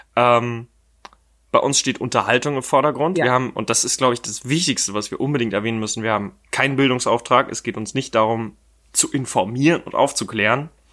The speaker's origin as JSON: {"language": "German", "town": "Dresden", "region": "Saxony", "country": "Germany", "moved": "yes", "lives_now": "Berlin, Germany", "said": "ich komme jetzt aus Dresden"}